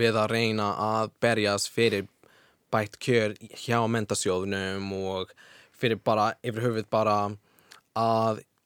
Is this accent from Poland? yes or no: no; Washington, United States; Icelandic is a second language; now in Iceland; Washington fylki, mm -hmm. sem er fyrir norðvestan